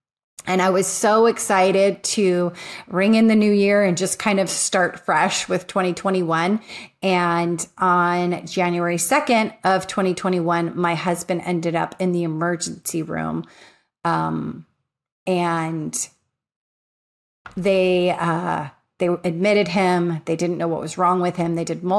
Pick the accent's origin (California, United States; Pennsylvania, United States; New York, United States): California, United States; So I grew up in Southern California.